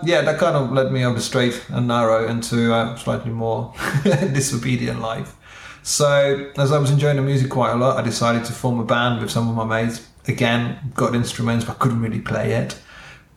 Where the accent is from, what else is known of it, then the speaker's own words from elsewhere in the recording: Czechia; moved away; I'm from Czech Republic, so we've got our national sport is not football, but it's ice hockey.